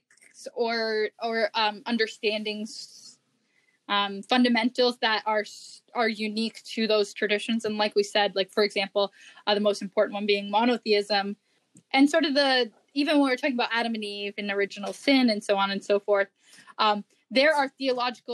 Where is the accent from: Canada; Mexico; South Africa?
Canada; being a Canadian, I'm talking from the North American perspective